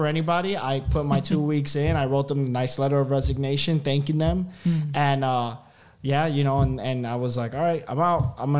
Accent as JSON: {"language": "English", "town": "Miami", "region": "Florida", "country": "United States", "moved": "as an adult", "lives_now": "Austin, United States", "said": "I'm actually from Miami, so I transferred from Miami to Austin"}